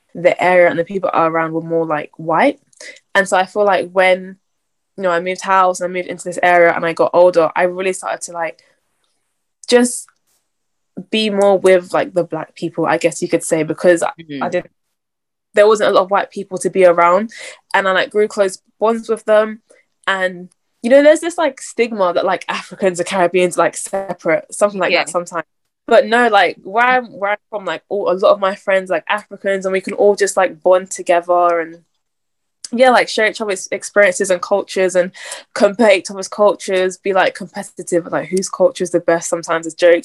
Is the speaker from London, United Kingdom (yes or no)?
yes; London, United Kingdom; also born or lived in Croydon; I'm from South London